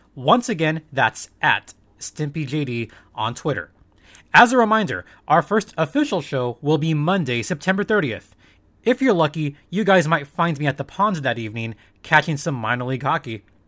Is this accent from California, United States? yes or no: yes; Southern California, United States; I was born and raised in Southern California.